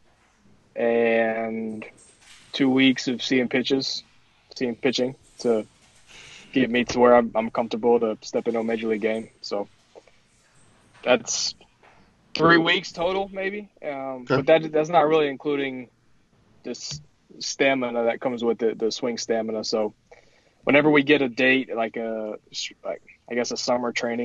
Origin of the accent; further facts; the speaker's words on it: Winston-Salem, North Carolina, United States; a Winston-Salem company, which is my hometown